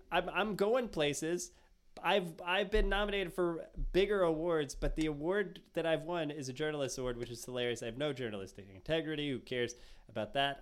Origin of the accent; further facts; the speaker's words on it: United States; I'm American